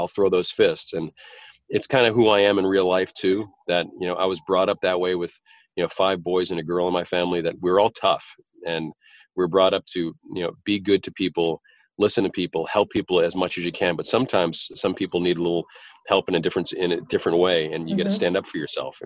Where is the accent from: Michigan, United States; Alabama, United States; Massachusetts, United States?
Massachusetts, United States; Boston; an Irish guy from Boston